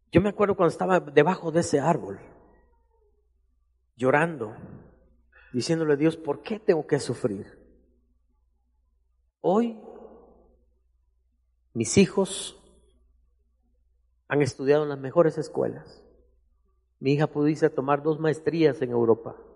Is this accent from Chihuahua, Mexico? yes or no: no; Matías Romero, Oaxaca, Mexico; Yo crecí en Matías Romero y yo tuve que aprender a componer relojes para estudiar.